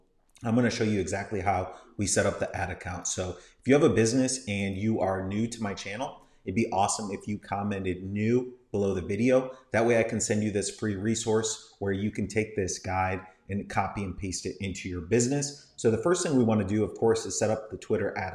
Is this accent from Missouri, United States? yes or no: no; Tampa, Florida, United States; Tampa, Florida is where I'm from.